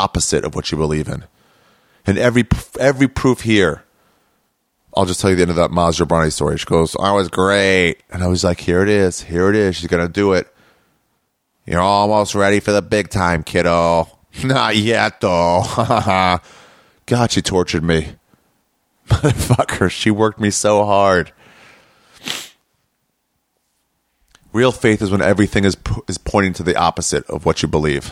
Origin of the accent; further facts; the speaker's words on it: Maryland, United States; now in Los Angeles, United States; I'm from Maryland